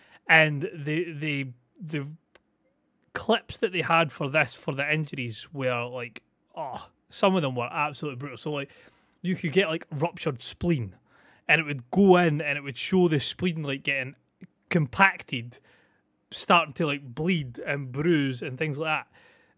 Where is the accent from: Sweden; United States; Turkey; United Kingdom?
United Kingdom; Scotland; I'm Scottish. It's fine. It's just standard.